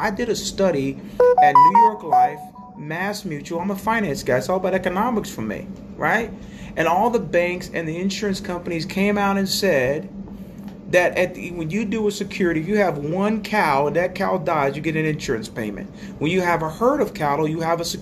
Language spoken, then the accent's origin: English; Jamaica; now in United States; I go home to Jamaica